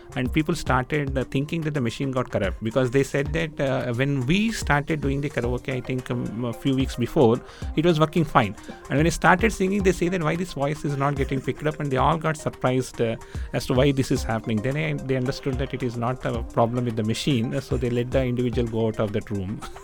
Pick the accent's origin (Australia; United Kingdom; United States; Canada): United Kingdom; I'm a Brit